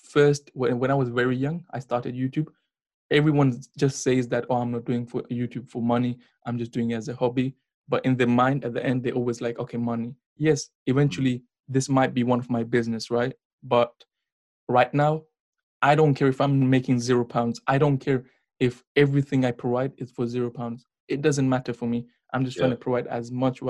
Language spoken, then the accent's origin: English; India; I'm from India